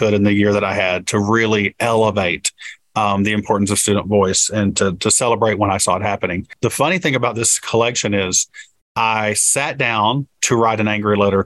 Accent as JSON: {"language": "English", "area": "Appalachia", "region": "Kentucky", "country": "United States", "tie": "born or raised there", "said": "thinking more about myself as an Appalachian"}